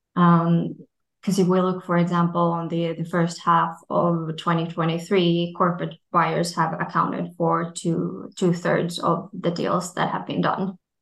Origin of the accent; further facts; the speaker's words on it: Finland; my home country, Finland